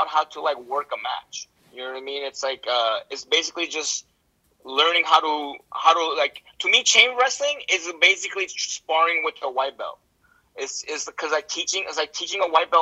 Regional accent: United States; I'm an American

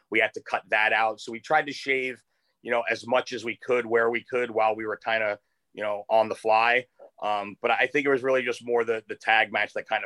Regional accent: Los Angeles, California, United States; We'll have new episodes every Monday and Thursday, all the way through Super Bowl 56 in my hometown of Los Angeles.

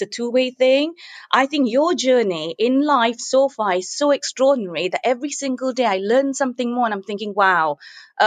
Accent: Singapore; moved away as an adult; also born or lived in Manchester, England; now in England; I was born in Singapore. I grew up in Singapore, though I've lived in England now longer than I've lived in Singapore.

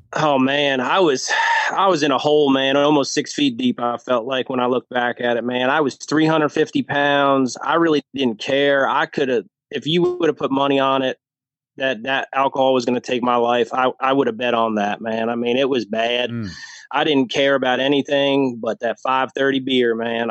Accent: New Jersey, United States; moved away as an adult; now in Lynchburg, United States; I grew up in New Jersey. Um, that's where my all my family's from. Grew up there.

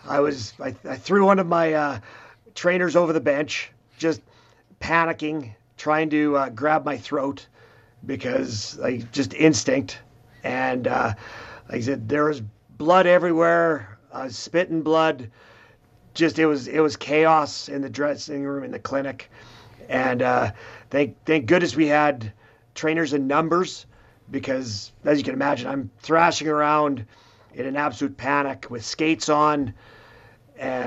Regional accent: Swift Current, Saskatchewan, Canada; I'm from Swift Current

